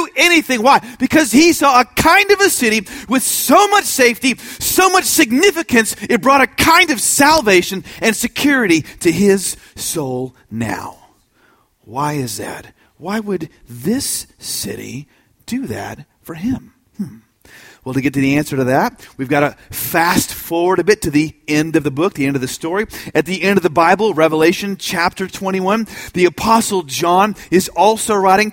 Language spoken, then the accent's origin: English; Austin, Texas, United States; I'm from Austin